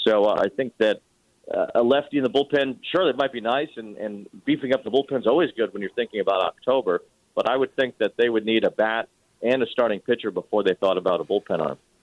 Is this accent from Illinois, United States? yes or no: yes; Chicago, Illinois, United States; now in New York, United States; growing up in Chicago